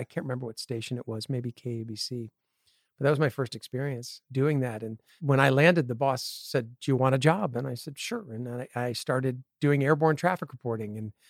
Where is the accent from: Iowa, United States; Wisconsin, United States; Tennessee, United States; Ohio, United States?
Wisconsin, United States; Appleton; born there; Well, I was born in Wisconsin in the same town that Harry Houdini grew up in, Appleton, Wisconsin.